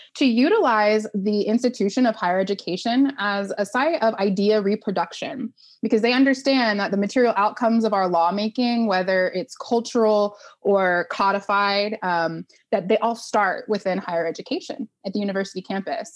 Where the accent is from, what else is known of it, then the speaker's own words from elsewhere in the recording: Oklahoma, United States; I grew up in Oklahoma, a single mom